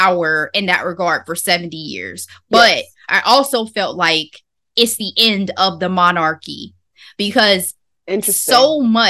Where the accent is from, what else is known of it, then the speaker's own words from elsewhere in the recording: United States; we're American